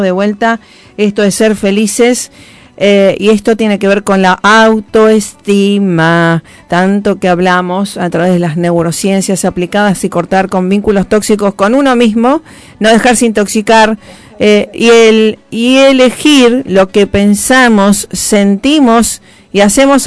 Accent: Rosario, Santa Fe, Argentina; embajadora de paz en mi tierra natal

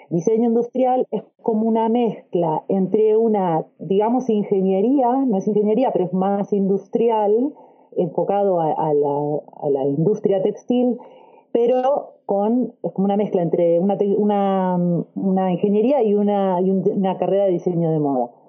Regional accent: Argentina; now in Australia; soy argentina y vivo en Australia.

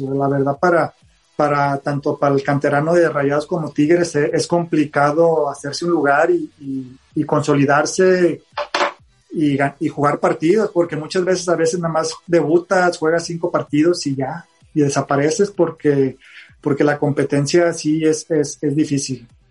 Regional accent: Monterrey, Nuevo León, Mexico; ser regiomontano y canterano

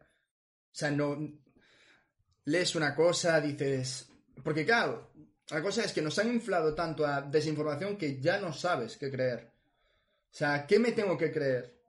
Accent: Ferrol, Galicia, Spain; donde yo nací, Ferrol

